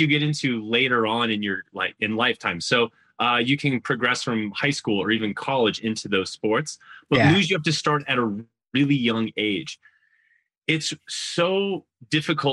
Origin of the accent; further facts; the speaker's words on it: Northern New York, United States; I grew up in Northern New York